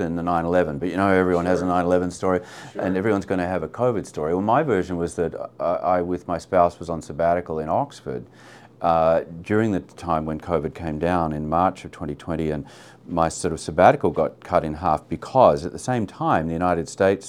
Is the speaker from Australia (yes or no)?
yes; Australia; as an Australian